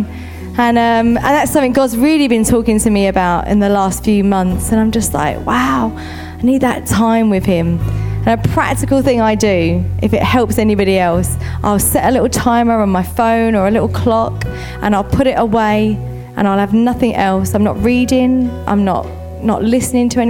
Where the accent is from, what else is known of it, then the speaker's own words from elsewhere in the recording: United Kingdom; we're very British.